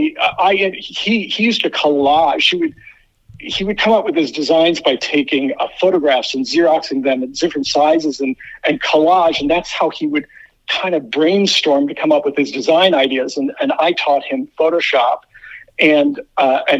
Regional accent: outside of Cleveland, Midwest, Ohio, United States; I grew up in the Midwest outside of Cleveland

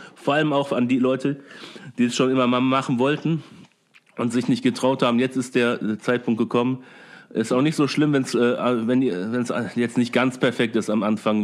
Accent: Oberhausen, North Rhine-Westphalia, Germany; bei uns in Oberhausen

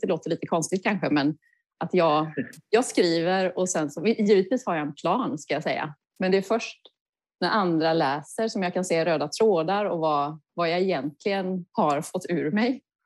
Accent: Kalmar County, Sweden; moved away; Jag är uppvuxen på Öland

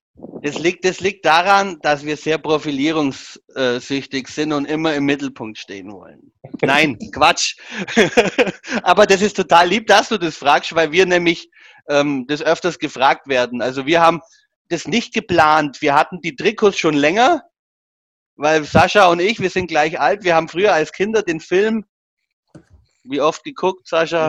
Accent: Augsburg, Bavaria, Germany; als Augsburger

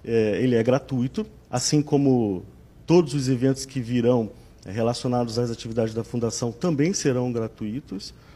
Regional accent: Rio de Janeiro, Brazil; Nós somos originais, originais do Rio de Janeiro

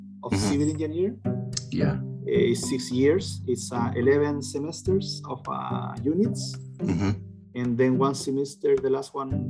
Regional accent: Chillán, Ñuble, Chile; moved away; also born or lived in Concepción, Chile; I'm originally from Chile. Mm-hmm. I grew up in a city called Chillán, which is about 4.5 hours south from Santiago.

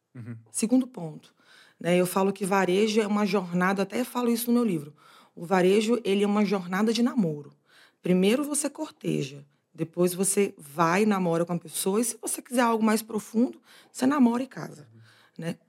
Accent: Bahia, Brazil; accent: carregado (Bahian); moved away; da Bahia para o mundo. Acho que esse sotaque carregado aqui dá para dizer de onde eu vim

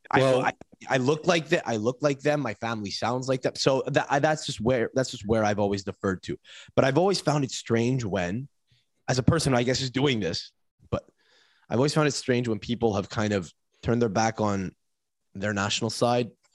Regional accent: Canada; I say this as a Canadian

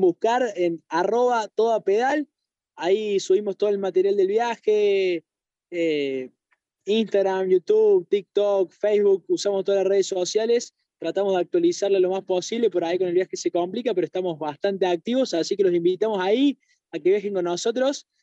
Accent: Argentina; ser argentinos

